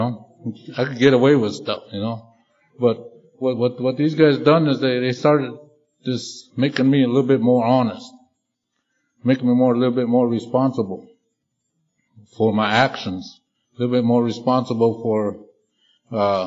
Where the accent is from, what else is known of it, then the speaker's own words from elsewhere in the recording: Pine Ridge, South Dakota, United States; now in Las Vegas, United States; I came from the Pine Ridge Indian Reservation. It's in the southwest corner of South Dakota. And growing up there